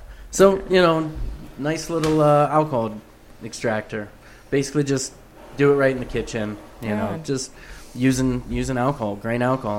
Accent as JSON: {"language": "English", "region": "Northwest Ohio", "country": "United States", "moved": "yes", "said": "I'm from Ohio."}